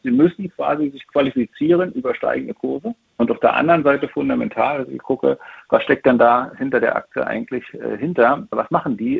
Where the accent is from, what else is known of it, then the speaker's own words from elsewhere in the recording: East Germany, Germany; ich ein Kind der DDR bin